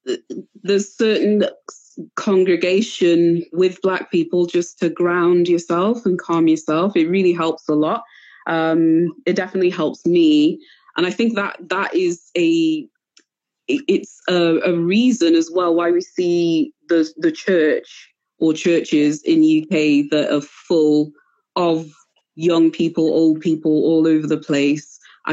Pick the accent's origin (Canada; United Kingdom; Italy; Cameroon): Cameroon; because my parents never let me forget that, you know, we came from Cameroon. And that's why I always present myself in most places, unless there's an advantage to telling people that I'm British or from Manchester or from Wales. I always present myself as Cameroonian first